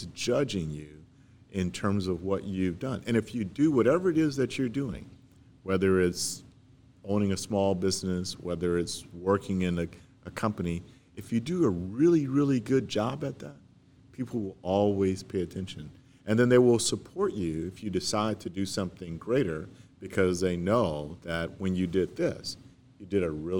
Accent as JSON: {"language": "English", "area": "St. Landry Parish", "region": "Louisiana", "country": "United States", "tie": "born or raised there", "also_born_or_lived": "Baton Rouge", "said": "I grew up in St. Landry Parish, and but I lived in Baton Rouge for such a long time"}